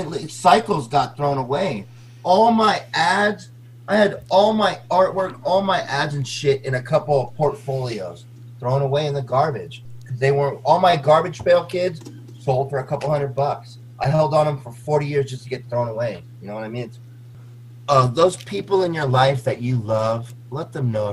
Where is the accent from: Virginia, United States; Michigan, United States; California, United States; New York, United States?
California, United States; San Mateo; from San Mateo